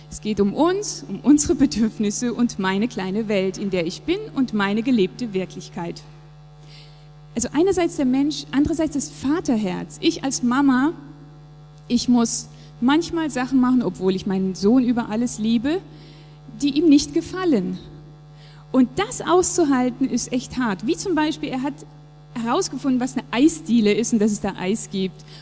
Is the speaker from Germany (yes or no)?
no; Japan; Der Ort, meine Heimat, Japan. Ich bin dort geboren, aufgewachsen und es war einfach sehr, sehr prägend für mich.